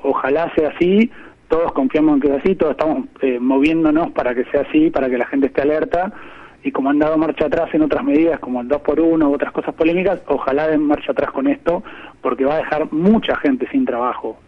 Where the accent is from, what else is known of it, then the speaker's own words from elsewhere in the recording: Dolores, Buenos Aires Province, Argentina; yo crecí en Dolores, que es un pueblo a 200 kilómetros de capital, nací en capital, pero crecí en Dolores.